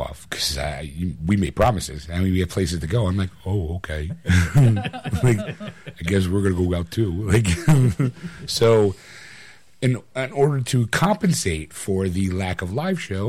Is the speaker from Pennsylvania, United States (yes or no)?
yes; Philadelphia, Pennsylvania, United States; I'm from Philadelphia